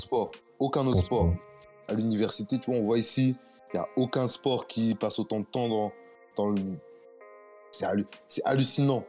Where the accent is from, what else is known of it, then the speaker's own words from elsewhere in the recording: France; moved away as an adult; now in United States; tous, les, Français ici, on est des survivants